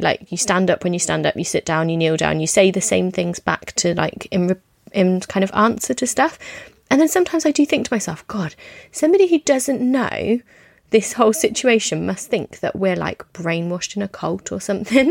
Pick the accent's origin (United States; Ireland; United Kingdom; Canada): United Kingdom; I'm British